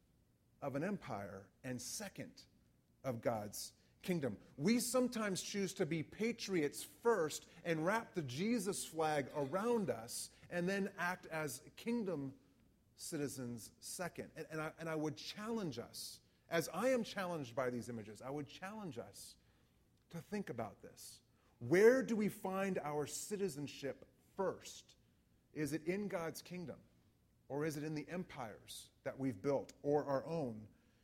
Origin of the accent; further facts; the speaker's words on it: United States; as an American